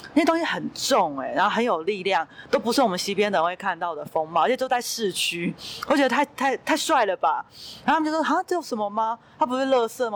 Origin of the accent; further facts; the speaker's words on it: Hsinchu, Taiwan; 我离花莲很遥，我本身是新竹人